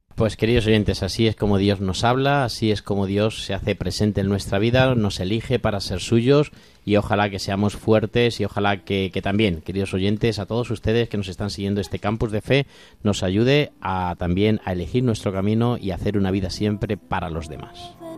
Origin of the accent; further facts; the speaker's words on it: Corral de Almaguer, Castilla-La Mancha, Spain; moved away as an adult; now in Alcuéscar, Spain; desde ese pueblo precioso, Pablo, que tenemos en Castilla-La Mancha, que se llama Corral de Almaguer, de donde yo soy